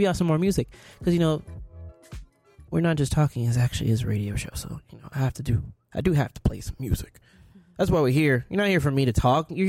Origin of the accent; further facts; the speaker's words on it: Palm Beach, Florida, United States; moved away; I'm from Florida